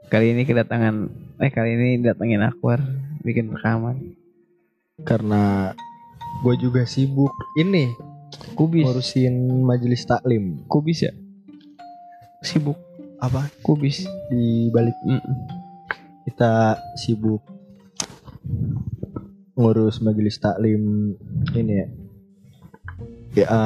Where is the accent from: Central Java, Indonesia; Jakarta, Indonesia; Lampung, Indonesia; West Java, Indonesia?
Jakarta, Indonesia; Tanjung Priok; Saya datang dari Tanjung Priuk.